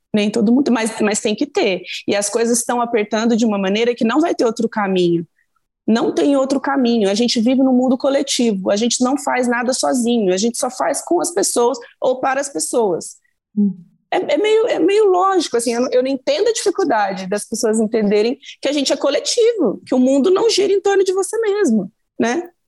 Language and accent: Portuguese; Minas Gerais, Brazil; eu sou mineira de um jeito